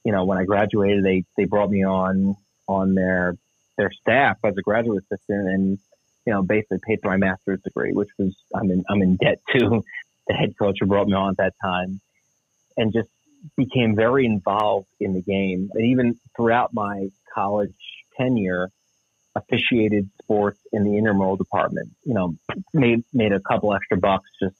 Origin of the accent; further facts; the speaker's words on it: New Jersey, United States; grew up in South Jersey, about 15 minutes outside of Philadelphia